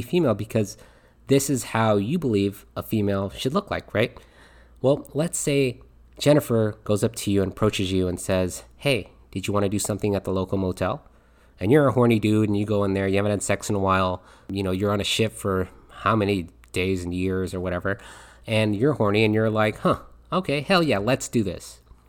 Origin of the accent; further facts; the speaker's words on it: Philippines; I'm Filipino, and watching this documentary just really hit home. Because for me, family is a major part of Filipino values